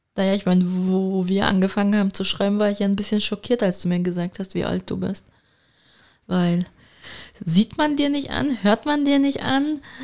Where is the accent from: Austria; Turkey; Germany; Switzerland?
Turkey; ich bin Türkin.